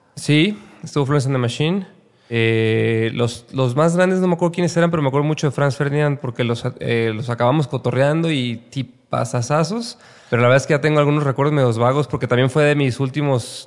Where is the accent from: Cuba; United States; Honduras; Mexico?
Mexico; Guadalajara, Jalisco; moved away as an adult; also born or lived in Mexico City; Soy de Guadalajara. Nací en Guadalajara.